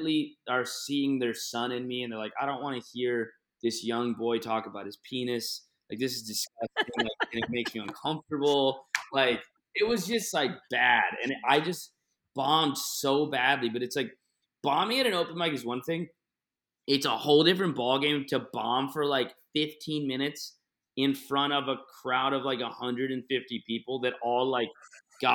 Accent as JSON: {"language": "English", "town": "Buffalo", "region": "New York", "country": "United States", "tie": "born or raised there", "said": "I grew up in Buffalo with my friends"}